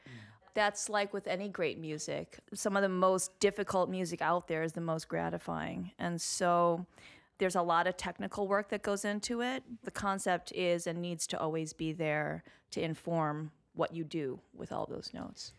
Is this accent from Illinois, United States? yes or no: yes; Highland Park, Illinois, United States; moved away as an adult; also born or lived in Evanston, Illinois / New York; I was born in Evanston, which is just north of Chicago. I grew up on the North Shore of Chicago in Highland Park